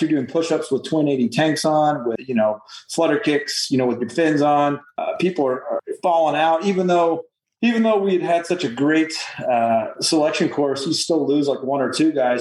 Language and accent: English; Midwest, United States; moved away as an adult; I'm from the Midwest